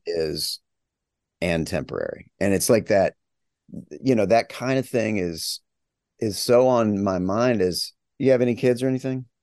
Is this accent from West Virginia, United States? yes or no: yes; West Virginia, United States; moved away as an adult; I'm a long time gone from my hometown of s, the small little town in West Virginia.